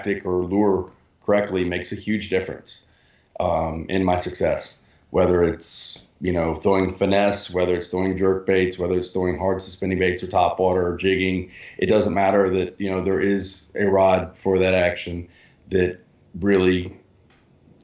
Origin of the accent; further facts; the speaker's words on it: Greenville, South Carolina, United States; I grew up in Greenville, South Carolina